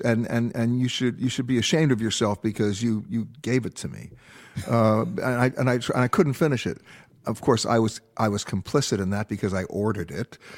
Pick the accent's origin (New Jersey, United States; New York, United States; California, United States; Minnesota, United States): New York, United States; also born or lived in Los Angeles; I'm born and raised in New York. I also live in Los Angeles.